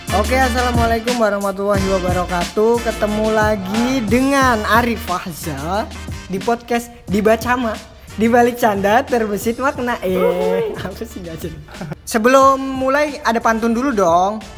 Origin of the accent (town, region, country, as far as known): Java, Indonesia